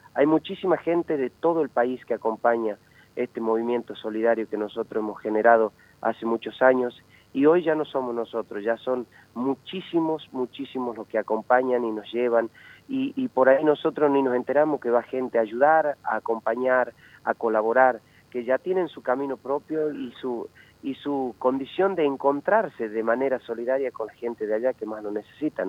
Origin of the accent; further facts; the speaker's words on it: La Merced, Argentina; Yo me he criado en una comunidad de etnia chorote, de pueblos originarios allá en la comunidad La Merced